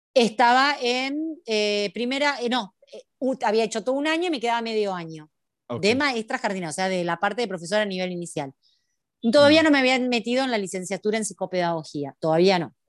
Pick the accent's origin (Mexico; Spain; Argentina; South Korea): Argentina; also born or lived in Buenos Aires; Acá en Argentina, yo soy argentina, hay una, vivo en Buenos Aires, en la capital federal, en Ciudad Autónoma de Buenos Aires